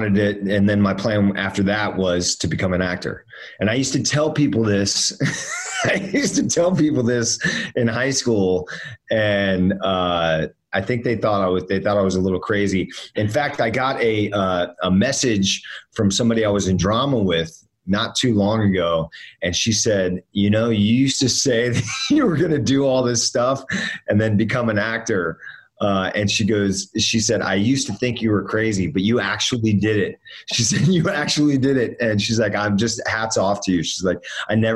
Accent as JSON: {"language": "English", "town": "Miami", "region": "Florida", "country": "United States", "tie": "born or raised there", "also_born_or_lived": "Northern Virginia", "said": "when I was around five, my parents split up, and I moved down to Miami with my mom. And so then I grew up with my, pretty much my mom and my stepdad down in Miami"}